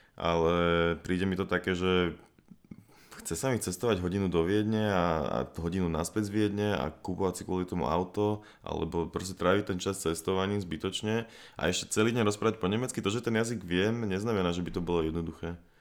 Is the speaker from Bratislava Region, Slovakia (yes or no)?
yes; Bratislava, Bratislava Region, Slovakia; also born or lived in United States / Germany; Som tiež z Bratislavy, tiež dlhých dielov. V podstate celý život žijem tu.